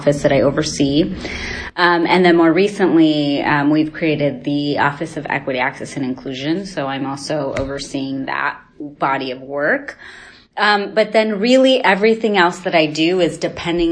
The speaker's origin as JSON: {"language": "English", "town": "Redwood City", "region": "California", "country": "United States", "tie": "born or raised there", "said": "I grew up in Redwood City nearby, daughter of Mexican immigrants"}